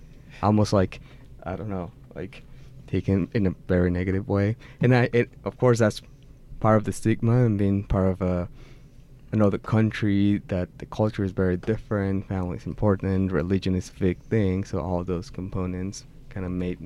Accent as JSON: {"language": "English", "town": "Mexicali", "region": "Baja California", "country": "Mexico", "tie": "born or raised there", "moved": "yes", "said": "when I was growing up in Mexicali."}